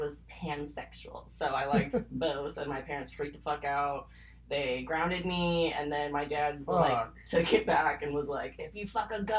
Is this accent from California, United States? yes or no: yes; Amador County, California, United States; also born or lived in Lodi, California / Santa Cruz, California; now in Stockton, United States; I lived in Amador County till I was 18.